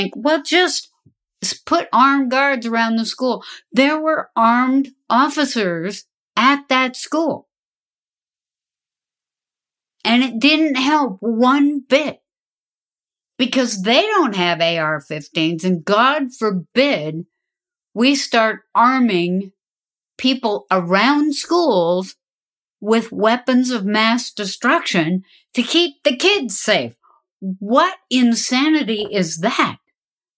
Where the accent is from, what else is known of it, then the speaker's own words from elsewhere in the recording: the West, United States; I grew up in the West. I'm a daughter of the Golden West.